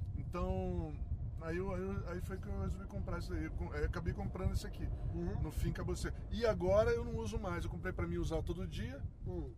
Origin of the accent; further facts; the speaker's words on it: Niterói, Rio de Janeiro, Brazil; moved away; also born or lived in São Paulo; eu fui criado numa Sim. família de opala selvagem nas montanhas de Niterói